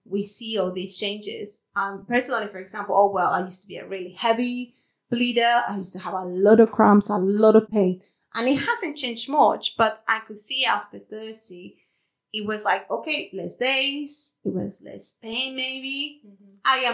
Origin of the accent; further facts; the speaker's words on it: Mexico; English is a second language; moved away as an adult; now in United Kingdom; I'm from Mexico. I live in the UK for more than 10 years, actually